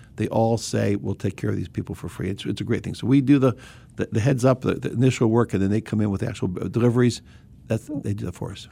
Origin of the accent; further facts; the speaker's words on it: Bethesda, Maryland, United States; I grew up in Bethesda, right here in Bethesda